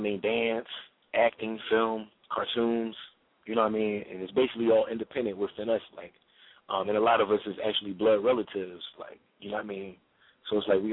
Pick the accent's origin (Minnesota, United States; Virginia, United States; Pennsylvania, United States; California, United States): Pennsylvania, United States; Philadelphia; I'm originally from 29th and Jefferson